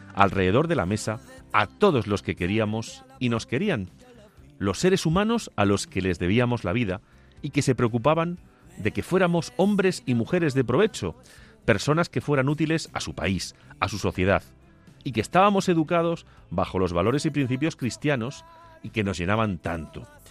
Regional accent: Agudo, Castilla-La Mancha, Spain; moved away; Recuerdo cuando era niño y pasaba las navidades en mi pueblo, en Agudo, en compañía de mis padres y de mis abuelos.

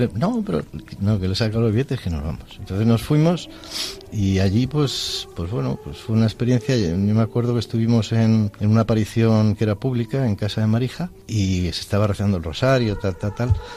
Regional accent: Madrid, Community of Madrid, Spain; now in Segovia, Spain; soy de, nacido en Madrid, pero vivo con mi mujer Elena en, Segovia

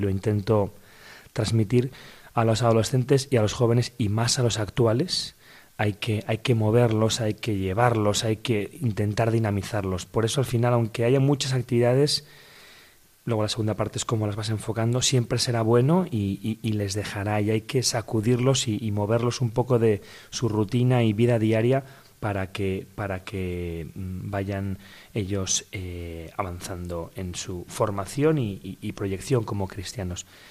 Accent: Madrid, Community of Madrid, Spain; Yo soy de aquí de Madrid, aquí nací

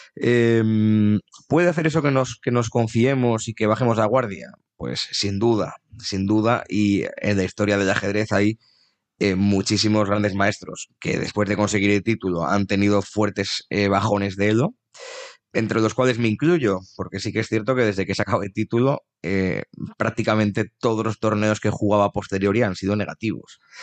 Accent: Navarre, Spain; nos suelen preguntar a los navarros

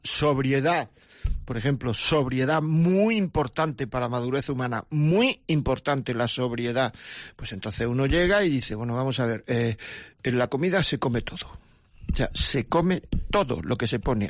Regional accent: Granada, Andalusia, Spain; Llaman desde mi pueblo, Encarna de Granada

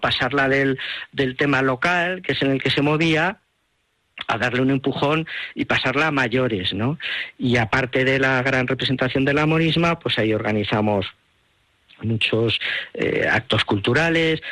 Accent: Huesca, Aragon, Spain; mi tierra. Mm, de Huesca.

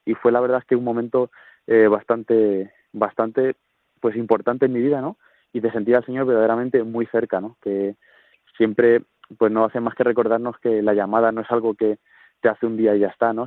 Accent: Talavera de la Reina, Castilla-La Mancha, Spain; soy de Talavera de la Reina, de nuestra diócesis de Toledo

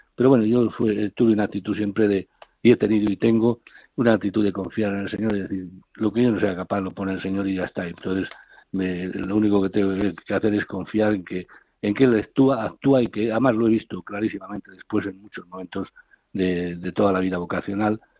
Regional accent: Castile and León, Spain; also born or lived in Carrión de los Condes; now in Ciudad Real, Spain; mi pueblo, porque era 15 kilómetros, estaba en, Carrión, en Carrión de los Condes, y mi pueblo estaba a 15 kilómetros

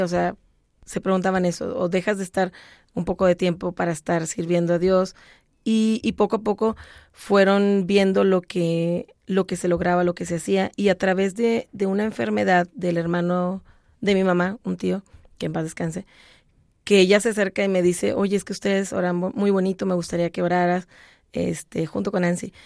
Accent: Monterrey, Nuevo León, Mexico; aprendí a tocar guitarra y mandolina en mi ciudad natal, Monterrey, Nuevo León, México

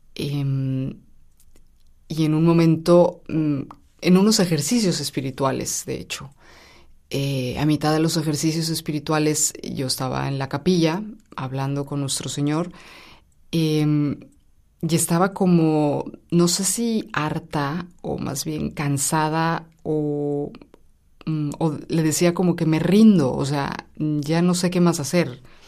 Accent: Mexico; now in Rome, Italy; me fui a México, soy mexicana

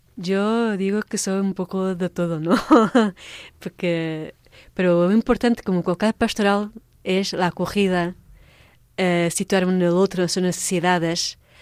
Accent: Portugal; now in Madrid, Spain; Yo soy portuguesa.

